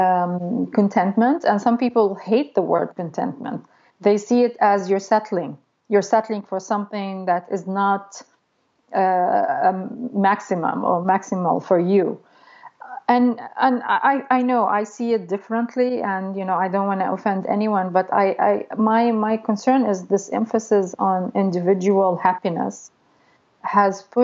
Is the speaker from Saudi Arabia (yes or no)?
yes; Saudi Arabia; also born or lived in Egypt; now in United States; I grew up in Saudi Arabia, so of course I go visit my family there a lot